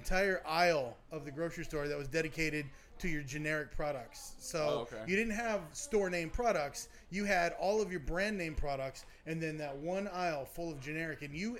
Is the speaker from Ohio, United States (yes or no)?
no; Luttrell, Tennessee, United States; accent: Southern; we were closer to Knoxville.